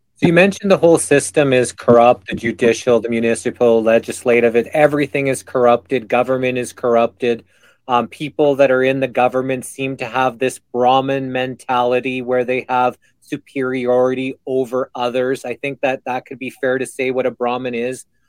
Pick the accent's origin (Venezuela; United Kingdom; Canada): Canada; Alberta; I'm Canadian, with our biggest cities being in my province uh, in Calgary and Edmonton